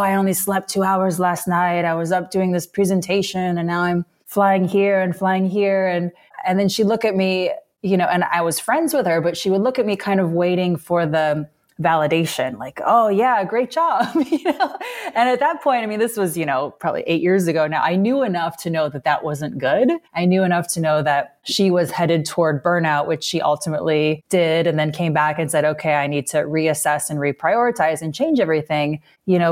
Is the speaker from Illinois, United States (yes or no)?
yes; Illinois, United States; moved away; growing up in Illinois